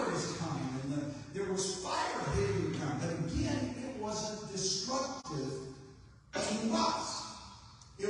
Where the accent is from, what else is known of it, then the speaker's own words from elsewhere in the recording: Lakeland, Florida, United States; Lakeland, Florida, my hometown, my home church in 1993